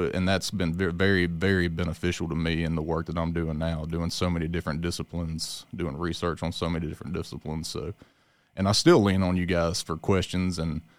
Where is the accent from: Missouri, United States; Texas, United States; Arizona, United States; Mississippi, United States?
Mississippi, United States; Leland; I'm born and raised in Leland, Mississippi.